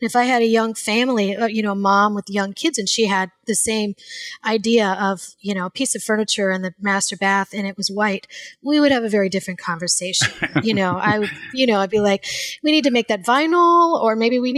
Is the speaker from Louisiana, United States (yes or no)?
yes; Louisiana, United States; I grew up in Louisiana